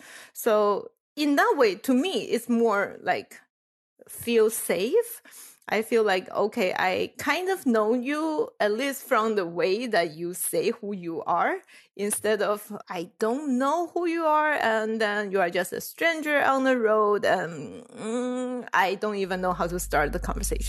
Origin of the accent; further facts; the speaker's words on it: Taiwan; now in Illinois, United States; I was from Taiwan, and Taiwan is pretty monoculture. Like, everything is Chinese, and we all look the same.